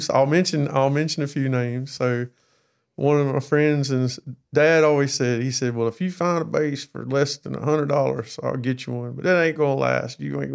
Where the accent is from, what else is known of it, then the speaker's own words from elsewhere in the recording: Charleston, South Carolina, United States; born there; also born or lived in Valdosta / Brunswick; So I was born in Naval Hospital in Charleston, South Carolina. Mm-hmm. So, and then, you know, a little bit of moving around and like lived in Valdosta for a little while.